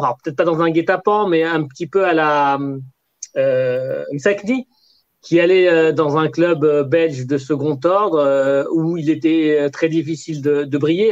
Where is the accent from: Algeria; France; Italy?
Algeria; je suis un Algérien